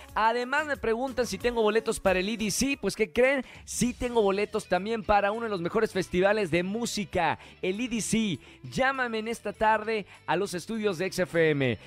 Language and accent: Spanish; Monterrey, Nuevo León, Mexico; accent: northern; now in Mexico City, Mexico; soy de Monterrey, aquí en la capital